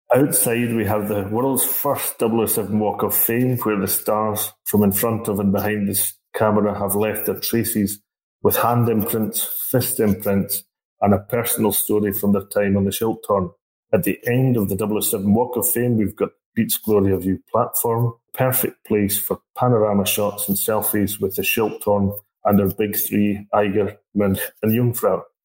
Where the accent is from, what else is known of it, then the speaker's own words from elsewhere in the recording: Scotland, United Kingdom; moved away as an adult; also born or lived in Mürren, Switzerland; now in Switzerland; I'm a Scotsman